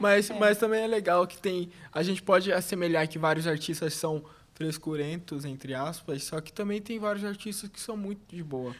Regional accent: Corumbá, Mato Grosso do Sul, Brazil; desde da, da minha infância lá em Corumbá

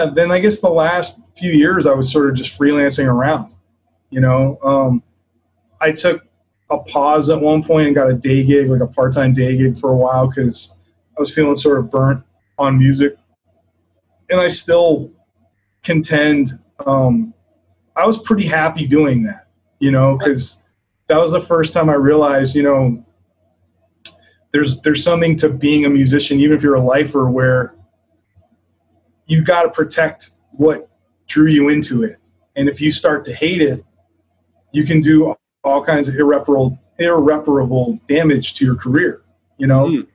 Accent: Maryland, United States; moved away as an adult; also born or lived in Boston / New York; I'm from Maryland

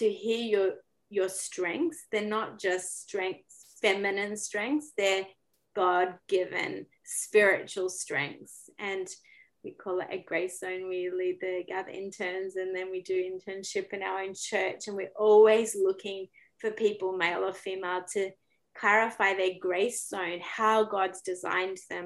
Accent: Australia; moved away as an adult; now in Canada; I'm Australian

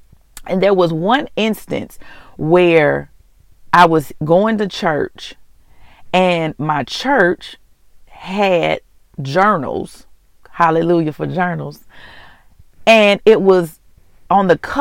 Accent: Mississippi, United States; moved away as an adult; also born or lived in Houston, Texas; I'm from Mississippi, but I was living in Houston for about 17 years. I moved back

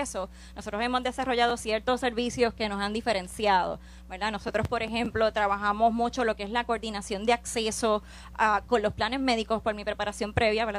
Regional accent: Orocovis, Puerto Rico; yo soy natural de Orocovis

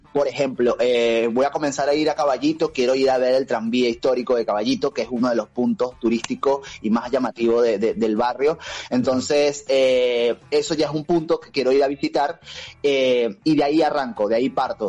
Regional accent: Venezuela; moved away as an adult; now in Buenos Aires, Argentina; Yo soy de Venezuela

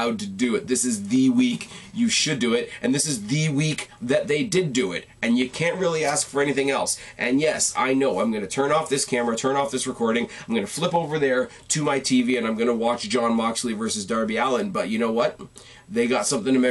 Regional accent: Canada; I am the Canadian

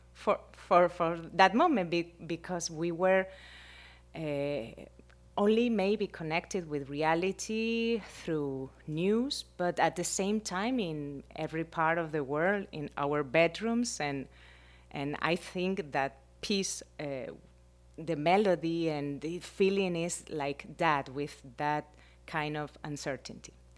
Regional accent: Spain; English is a second language; moved away as an adult; now in Miami, United States; I am from Spain and I am right now, like, six years here

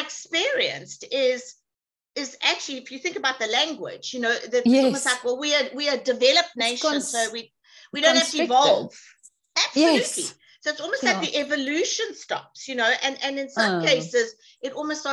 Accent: South Africa; also born or lived in England; Being South African was very interesting for me

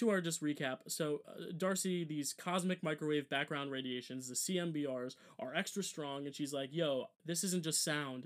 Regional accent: New Jersey, United States; we're from Jersey

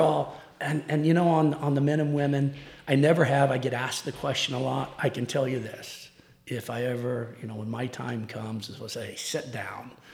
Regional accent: Tulsa, Oklahoma, United States; also born or lived in Chickasha, Oklahoma; grew up in Tulsa and played at Union

